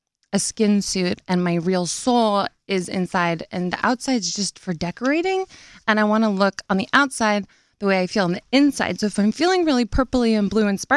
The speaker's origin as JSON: {"language": "English", "town": "Nashville", "region": "Tennessee", "country": "United States", "said": "I'm from Nashville"}